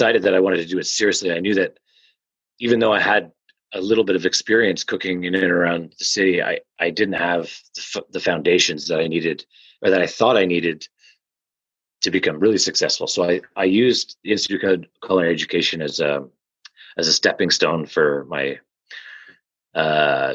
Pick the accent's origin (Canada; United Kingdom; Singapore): Canada; moved away; I'm French Canadian. So rich food is everything to me. You know, I grew up on it